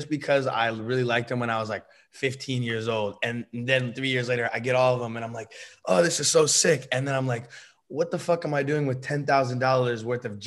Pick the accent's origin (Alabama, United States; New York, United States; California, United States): California, United States; Bay Area; moved away as an adult; also born or lived in Los Angeles; I'm from the Bay Area, that's my hometown